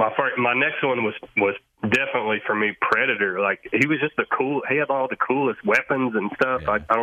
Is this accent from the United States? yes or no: yes; Metropolis, Illinois, United States; I'm from Metropolis, Illinois, which is the home of Superman